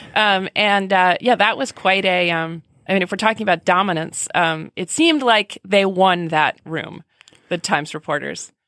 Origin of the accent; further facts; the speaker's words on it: Hanover, New Hampshire, United States; In summer, Hanover, my hometown, becomes a colonial paradise for earnest people. And I grew up here